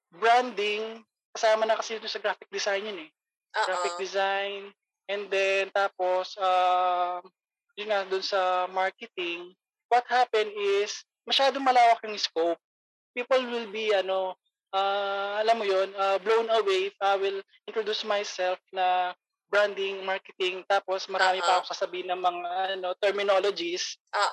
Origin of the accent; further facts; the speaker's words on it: Pampanga, Central Luzon, Philippines; moved away; I'm from Pampanga